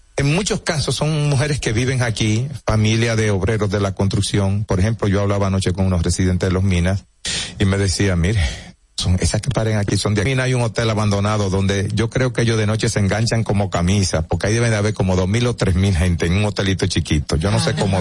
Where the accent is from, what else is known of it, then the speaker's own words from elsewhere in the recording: Santo Domingo, Distrito Nacional, Dominican Republic; also born or lived in Bonao / Santiago; Me crié en Cristo Rey.